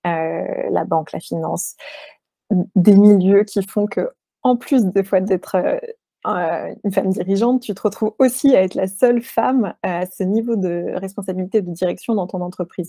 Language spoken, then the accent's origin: French; France; also born or lived in New York, United States; On était françaises mais expatriées en même temps.